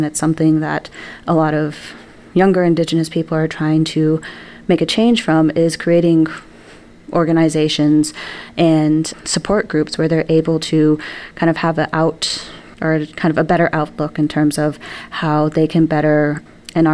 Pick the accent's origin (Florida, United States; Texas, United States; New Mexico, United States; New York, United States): New Mexico, United States; born or raised there; now in Wisconsin, United States